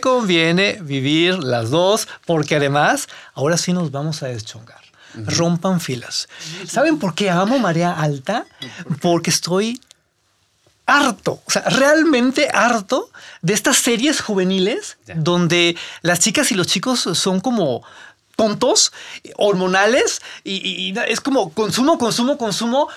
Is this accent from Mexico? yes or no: yes; northern Mexico, Mexico; como norteño